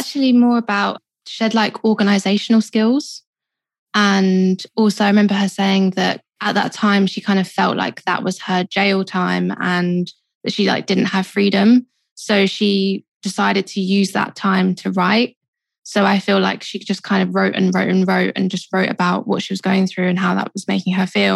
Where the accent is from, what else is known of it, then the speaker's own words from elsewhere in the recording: London, United Kingdom; I grew up in Southeast London. Kind of moved a little bit further in, so I'm kind of still South London. But yeah, born and raised.